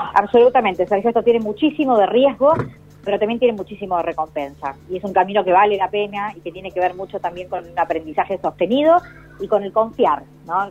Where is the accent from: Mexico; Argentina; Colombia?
Argentina